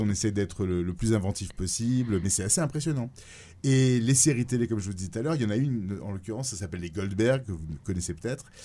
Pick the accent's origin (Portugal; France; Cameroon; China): France; Nice, Provence-Alpes-Côte d'Azur; moved away as an adult; now in New York, United States; je suis niçois à la base